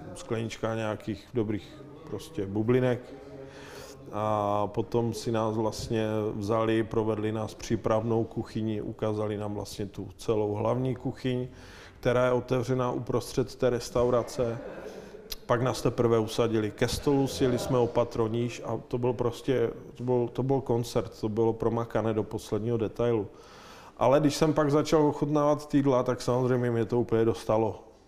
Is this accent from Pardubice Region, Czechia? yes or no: no; Ostrava, Moravian-Silesian Region, Czechia; now in Prague, Czechia; jsem z Ostravy a jak se říká Ostravak se jen tak z něčeho neposere